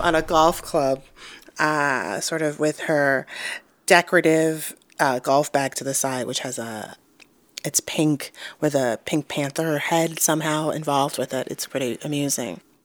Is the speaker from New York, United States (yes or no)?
yes; New York City, New York, United States; moved away as an adult; also born or lived in St. Louis / New Mexico; I grew up in Harlem, uh, New York